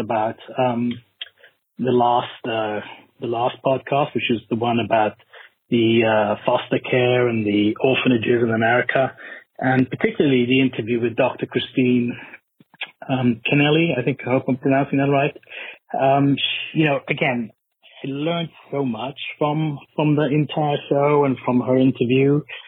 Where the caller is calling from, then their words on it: Singapore; I'm calling from Singapore